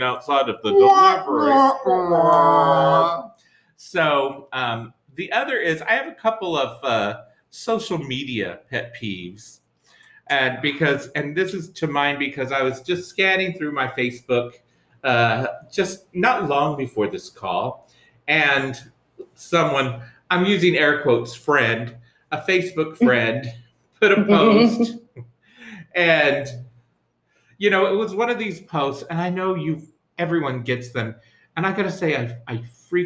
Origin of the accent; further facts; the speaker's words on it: New York, United States; I'm a New Yorker.